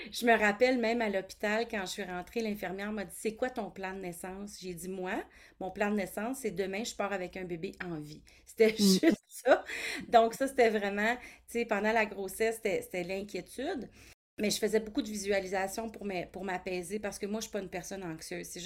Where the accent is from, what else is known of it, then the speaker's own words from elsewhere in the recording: Toronto, Ontario, Canada; born there; now in Ottawa, Canada; J'habite à Ottawa, en Ontario. Je suis née à Toronto, mais j'ai voyagé beaucoup là, avec ma famille, mais mon pied maintenant, mon pied à terre, c'est à Ottawa.